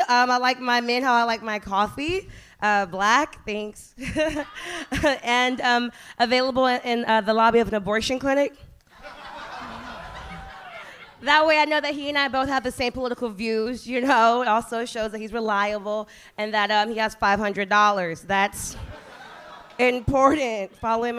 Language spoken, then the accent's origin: English; Houston, Texas, United States; No, I started in Austin. I'm from Houston originally.